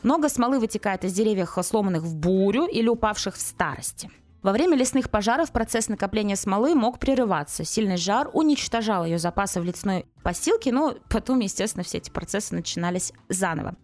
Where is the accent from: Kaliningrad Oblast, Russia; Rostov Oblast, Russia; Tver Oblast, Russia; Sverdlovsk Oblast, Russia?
Kaliningrad Oblast, Russia; Kaliningrad; я выросла в Калининграде